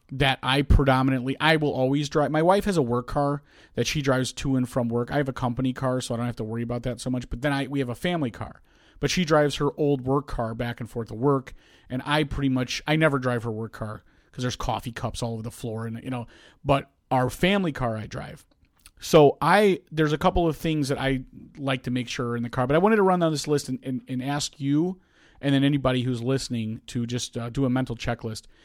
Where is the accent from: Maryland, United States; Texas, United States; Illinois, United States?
Illinois, United States; South Holland; I came all the way from Thornwood High School, um, which, where I came from, um, uh, I think it's one hundred eighty-seventh and roughly, um, South Park in, in South Holland